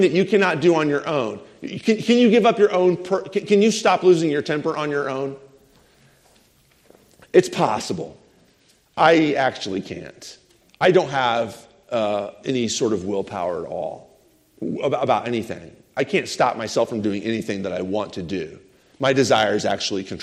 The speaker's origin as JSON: {"language": "English", "country": "United States", "said": "as an American"}